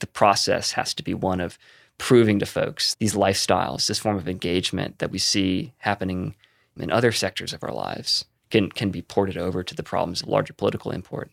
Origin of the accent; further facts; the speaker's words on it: Concord, North Carolina, United States; moved away as an adult; now in Bay Area, United States; I moved to Concord, North Carolina, where I grew up.